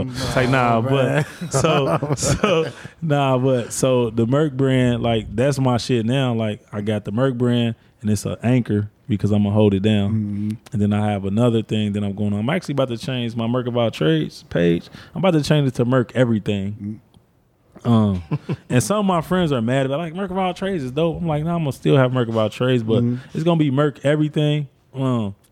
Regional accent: Cincinnati, Ohio, United States; I'm from the West Side. I'm from English Woods

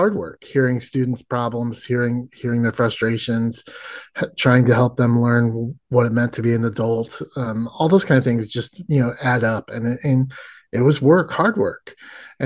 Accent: Indiana, United States; moved away; I grew up in the Midwest like you did. In the wonderful state of Indiana

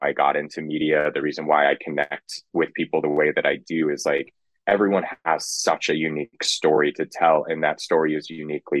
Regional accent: Kansas, United States; also born or lived in Lubbock, Texas; now in Austin, United States; growing up in Kansas and especially like West Texas

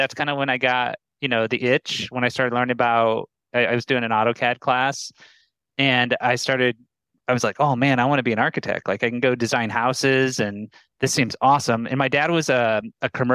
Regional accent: Omaha, Nebraska, United States; moved away as an adult; also born or lived in Boulder, Colorado; Omaha, Nebraska. Oh. 29 years, born and raised.

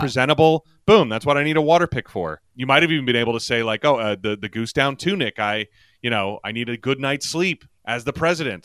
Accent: Yorktown, Virginia, United States; my hometown in Yorktown, Virginia

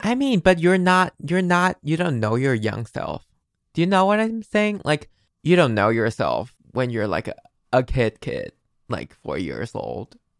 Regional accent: Taiwan; English is a second language; I'm from Taiwan

